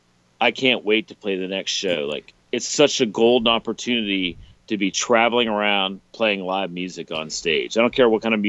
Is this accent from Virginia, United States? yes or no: yes; Richmond, Virginia, United States; growing up in Richmond